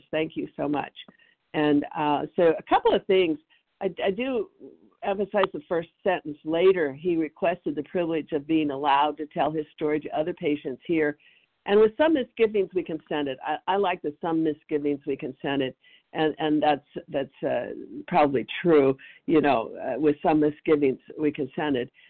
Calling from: Tennessee, United States; Tennessee. I'm in East Tennessee.

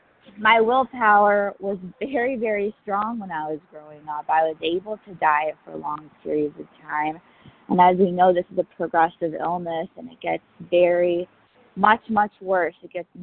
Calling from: New York City, New York, United States; I'm calling from New York City.

